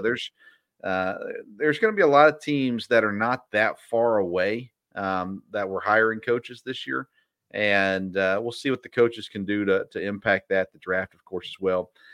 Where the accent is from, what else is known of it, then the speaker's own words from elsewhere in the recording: Nashville, Tennessee, United States; I grew up in Nashville or just south of Nashville